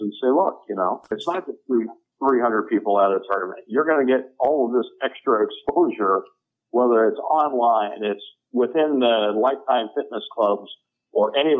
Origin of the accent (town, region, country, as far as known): Atlanta, Georgia, United States; born or raised there